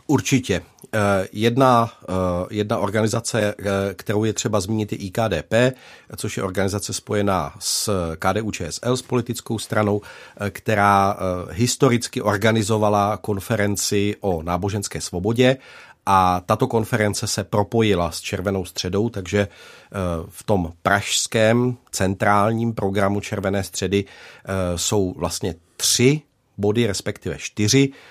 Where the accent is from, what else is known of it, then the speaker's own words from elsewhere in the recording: Czechia; jako Češi tady